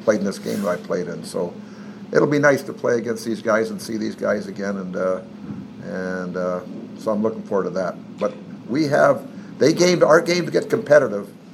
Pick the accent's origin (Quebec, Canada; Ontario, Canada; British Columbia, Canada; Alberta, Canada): British Columbia, Canada; Smithers; moved away; I'm from British Columbia and Smithers, British Columbia